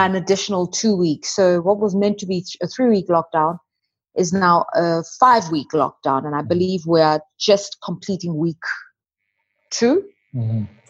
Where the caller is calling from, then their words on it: Johannesburg, Gauteng, South Africa; Johannesburg, South Africa, in my home, South Africa.